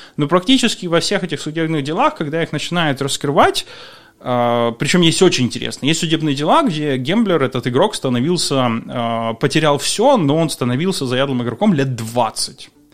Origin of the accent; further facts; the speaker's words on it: Ukraine; moved away as an adult; Я уехал из Украины за два месяца до того, как э, начался процесс